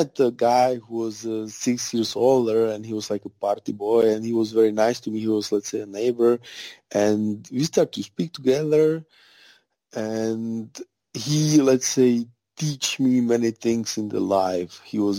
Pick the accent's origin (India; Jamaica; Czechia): Czechia; English is a second language; I'm from a very small village. My mom is teacher. My father is a businessman.